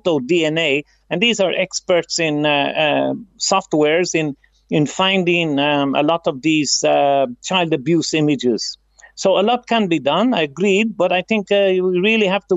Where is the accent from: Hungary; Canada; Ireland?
Ireland; now in Philippines; we grew up in Ireland